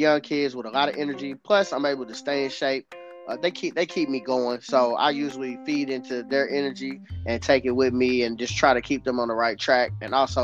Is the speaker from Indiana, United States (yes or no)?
yes; Indianapolis, Indiana, United States; here in my hometown, Indianapolis, Indiana